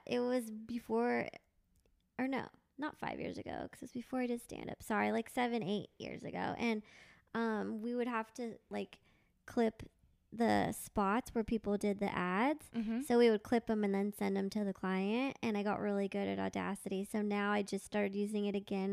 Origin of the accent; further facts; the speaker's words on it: Thousand Oaks, California, United States; I grew up in Thousand Oaks